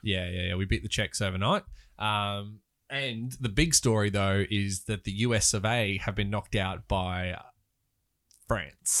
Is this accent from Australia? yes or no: yes; Australia; as an Australian